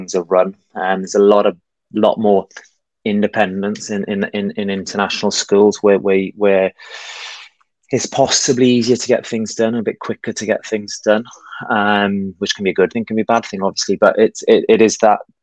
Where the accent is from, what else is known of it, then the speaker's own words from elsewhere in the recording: Wales, United Kingdom; moved away as an adult; also born or lived in Spain; now in Hong Kong; I'm originally from Wales.